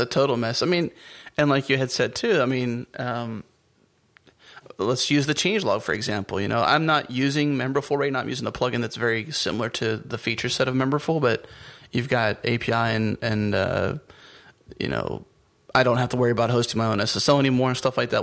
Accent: United States; as an American

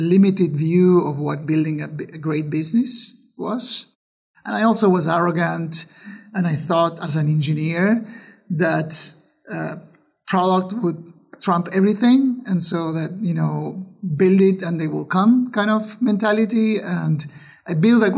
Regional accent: Argentina; moved away as an adult; I was born in Argentina

